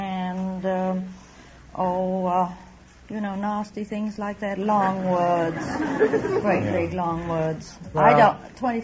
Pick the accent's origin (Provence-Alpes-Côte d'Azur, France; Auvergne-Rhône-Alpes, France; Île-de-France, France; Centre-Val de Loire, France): Provence-Alpes-Côte d'Azur, France; Saint-Raphaël; now in United States; I was born at Valescure in France.